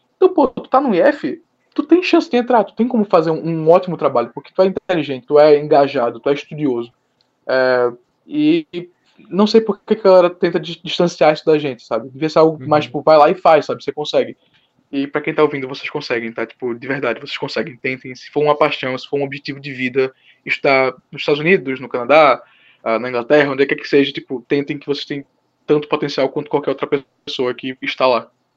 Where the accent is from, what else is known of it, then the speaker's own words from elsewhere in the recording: Recife, Pernambuco, Brazil; eu sou de Recife, Pernambuco, tenho 19 anos